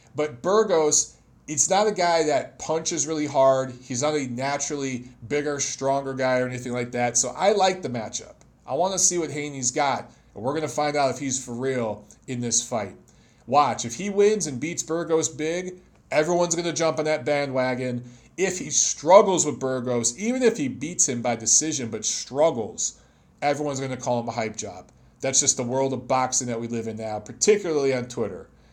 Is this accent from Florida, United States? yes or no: no; Detroit, Michigan, United States; Detroit's my hometown